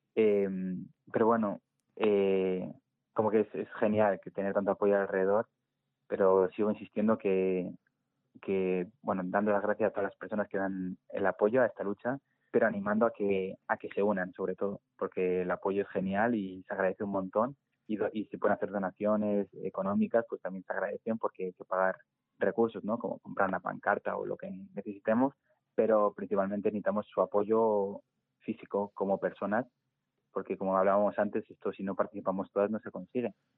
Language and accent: Spanish; Segovia, Castile and León, Spain; moved away as an adult; now in Madrid, Spain; yo soy de Segovia, de un pueblo de Segovia eh, y me mudé a Madrid